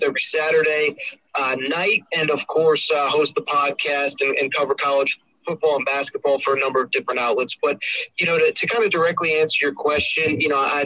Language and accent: English; Connecticut, United States; I grew up in Connecticut